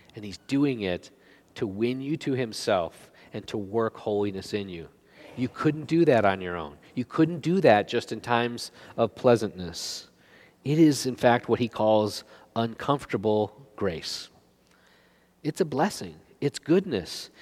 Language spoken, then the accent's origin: English; United States